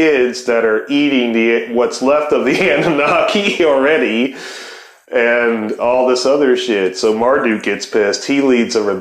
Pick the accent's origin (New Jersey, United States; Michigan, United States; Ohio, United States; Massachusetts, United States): Ohio, United States; I'm from Ohio